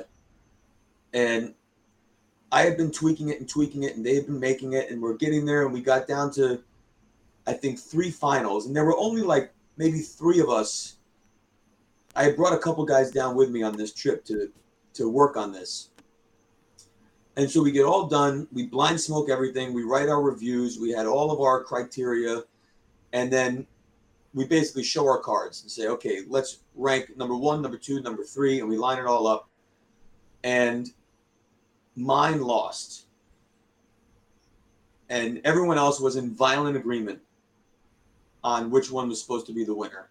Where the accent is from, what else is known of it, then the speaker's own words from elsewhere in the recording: near Mr. J's in Rhode Island, United States; That's right by my hometown too